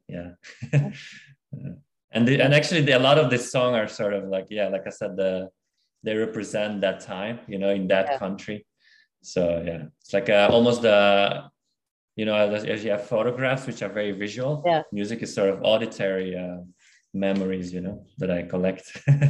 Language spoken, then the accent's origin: English; Belgium; moved away as an adult; also born or lived in Kazakhstan / Denmark; now in Australia; because I was born in Kazakhstan, and then I moved to Belgium a very early age, like at eight when I was 8, and then I lived in briefly in Denmark when I was studying there, and then after graduated and lived in Belgium for 6 years, I moved to Australia.